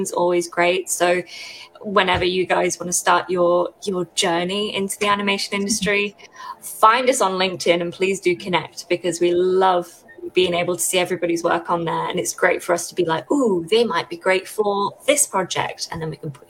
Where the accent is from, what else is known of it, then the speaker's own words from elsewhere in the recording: Derbyshire, East Midlands, United Kingdom; moved away as an adult; now in Reading, United Kingdom; I'm from Derbyshire, I'm from the Midlands, so I'm not from around here.